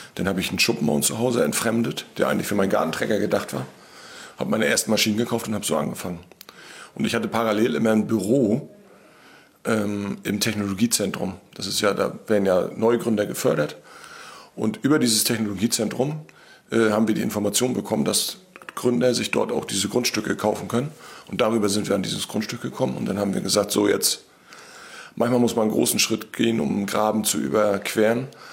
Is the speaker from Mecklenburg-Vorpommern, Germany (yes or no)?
yes; Wismar, Mecklenburg-Vorpommern, Germany; Wir kommen beide aus Wismar